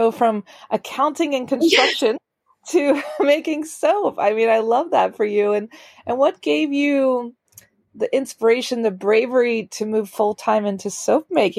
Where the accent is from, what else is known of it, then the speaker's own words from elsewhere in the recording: United States; moved away as an adult; now in Paris, France; I'm an American girl who chased her creative dreams all the way to Paris, France